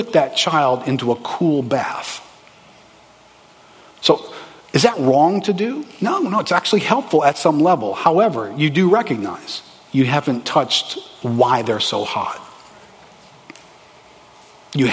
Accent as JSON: {"language": "English", "town": "New Orleans", "region": "Louisiana", "country": "United States", "tie": "born or raised there", "said": "Growing up in New Orleans, you grow up in a racially charged city."}